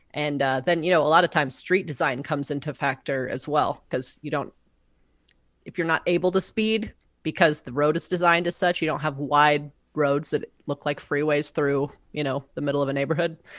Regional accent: Omaha, Nebraska, United States; moved away as an adult; I'm from here. I grew up in District One. Um, and I didn't wanna have to leave my hometown

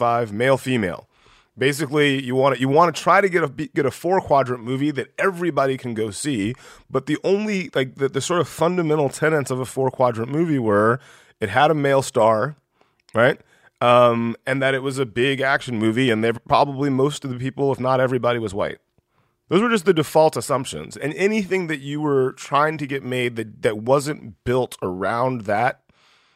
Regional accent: West Central Georgia, United States; moved away as an adult; also born or lived in Los Angeles; I grew up in West Central Georgia

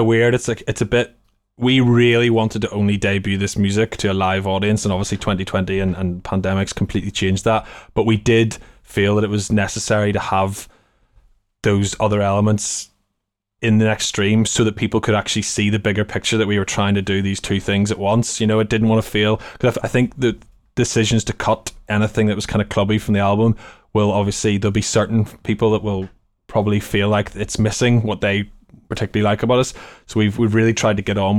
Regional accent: Belfast, Northern Ireland, United Kingdom; moved away as an adult; now in London, United Kingdom; we've spent equal amounts of time in Belfast growing up and equal time in London

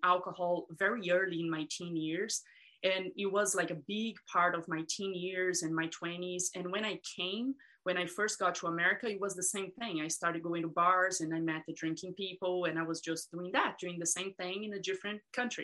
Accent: Brazil; moved away; I grew up in Brazil

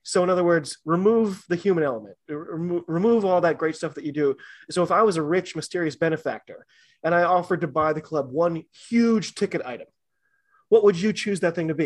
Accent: United States; as an American fan

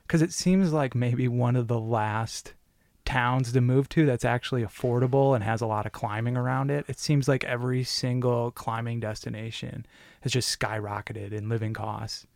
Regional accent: Detroit, Michigan, United States; Midwest boy like me. I'm from Detroit

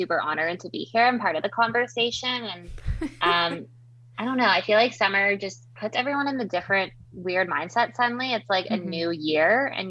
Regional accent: Vancouver, British Columbia, Canada; moved away as an adult; also born or lived in Toronto, Ontario; now in Kingston, Canada; I am from Vancouver, BC originally, now in what I call the East Coast, which is really the middle of Canada, but I moved to Toronto for school.

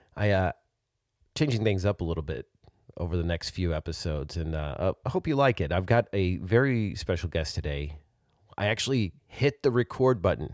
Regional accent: Arkansas, United States; now in Texas, United States; my home state of Arkansas

